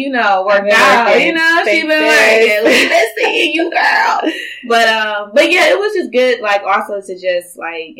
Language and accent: English; Philadelphia, Pennsylvania, United States; now in Houston, United States; I'm from the north, okay? I am from Philadelphia. Shout out to Philly, 215.